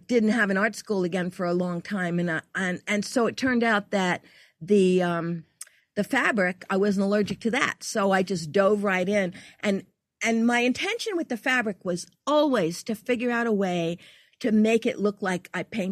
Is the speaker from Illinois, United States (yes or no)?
no; New York City, New York, United States; moved away as an adult; also born or lived in Louisiana / Virginia Beach; I'm from New York